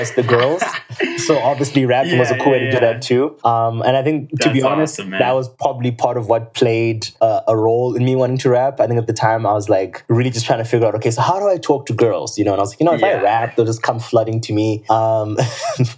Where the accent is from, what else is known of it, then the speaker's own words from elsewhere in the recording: Zimbabwe; moved away as an adult; now in Calgary, Canada; I'm from Zimbabwe, and that's where I've lived most of my days.